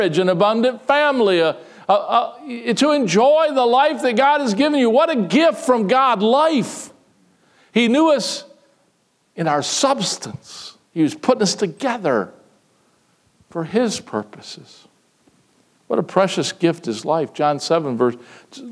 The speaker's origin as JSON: {"language": "English", "country": "United States", "said": "to be Americans, to be citizens of the United States of America"}